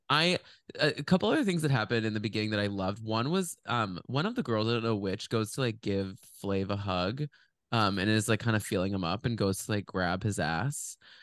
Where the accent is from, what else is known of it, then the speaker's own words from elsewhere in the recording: Dallas, Texas, United States; we grew up in Dallas